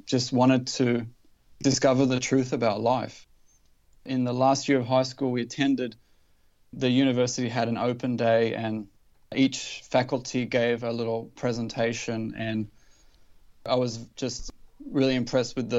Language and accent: English; Newcastle, New South Wales, Australia; I grew up in Newcastle in Australia